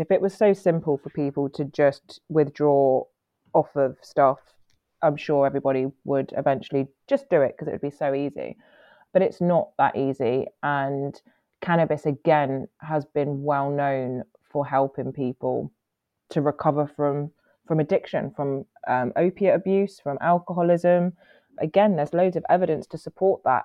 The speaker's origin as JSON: {"language": "English", "country": "Guernsey", "tie": "born or raised there", "said": "I was born in Guernsey. Um, I'm half Italian. Uh, my mum's from Guernsey."}